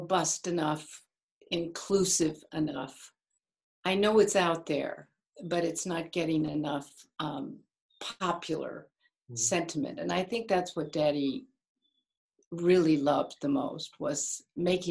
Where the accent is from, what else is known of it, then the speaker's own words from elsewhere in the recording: Kansas City, Missouri, United States; now in Martha's Vineyard, United States; I grew up in Kansas City, Missouri